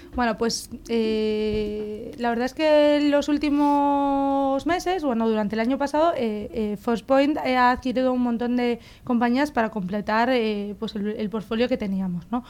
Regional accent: Galicia, Spain; soy gallega, soy ingeniera industrial

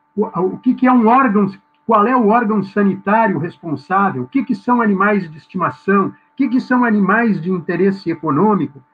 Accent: Rio Grande do Sul, Brazil; moved away as an adult; now in Florianópolis, Brazil; sou gaúcho por natureza

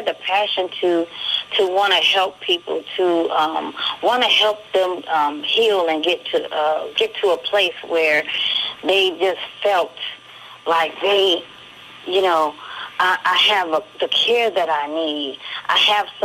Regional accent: Buffalo, New York, United States; I'm originally from Buffalo, New York

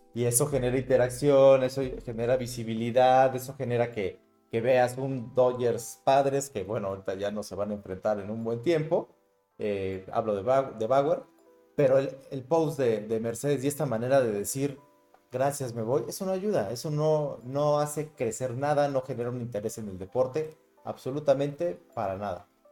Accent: Mexico; Nosotros somos mexicanos

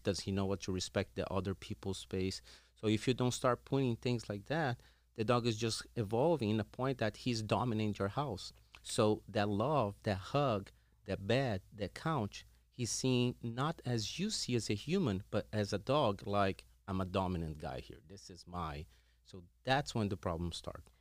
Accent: Brazil; moved away as an adult; I'm originally from Brazil.

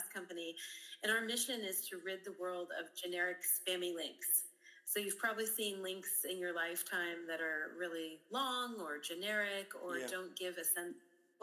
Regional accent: Mason City, Illinois, United States; I'm originally from Illinois, a very small rural town called Mason City, Illinois, in the United States

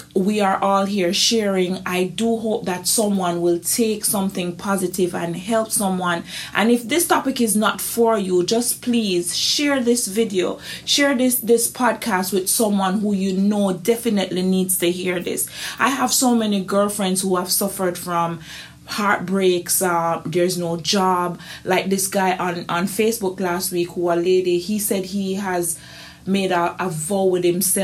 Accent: Jamaica; being a Jamaican

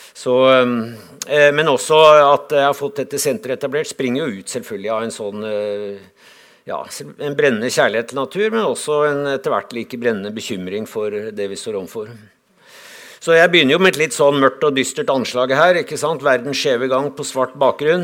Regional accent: Lillehammer, Innlandet, Norway; Jeg kommer fra Lillehammer

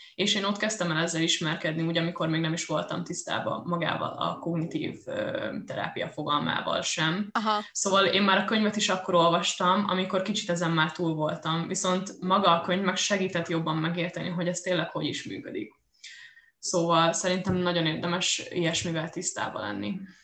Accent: Győr, Győr-Moson-Sopron, Hungary; moved away; itthon vagyok a Győrben, a, a szülővárosomban

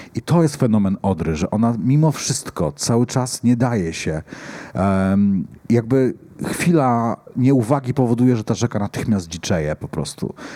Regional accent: Poland; ja się wychowałem nad Odrą, całe życie mieszkałem nad Odrą

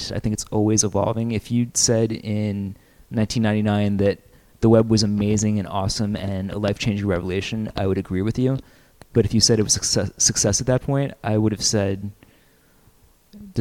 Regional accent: United States; Grew up in the States

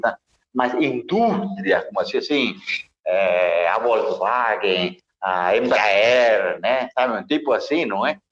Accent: Nicaragua; born or raised there; moved away

